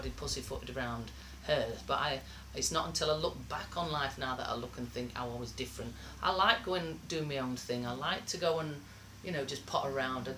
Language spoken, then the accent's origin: English; Sheffield, Yorkshire and the Humber, United Kingdom; We had no family in Sheffield. It was just my mum and dad and five kids. We grew up in Ringinglow Village, middle of nowhere.